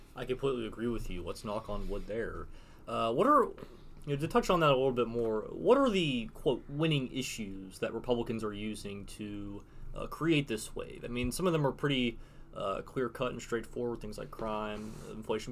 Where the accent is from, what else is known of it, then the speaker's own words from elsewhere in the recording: Tennessee, United States; moved away as an adult; now in Washington, United States; my home state of Tennessee